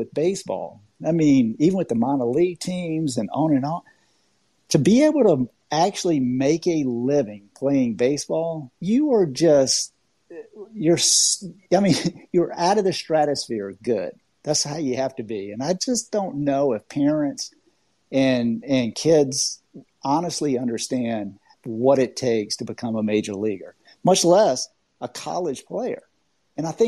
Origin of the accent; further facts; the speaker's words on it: Augusta, Georgia, United States; I grew up in Augusta, Georgia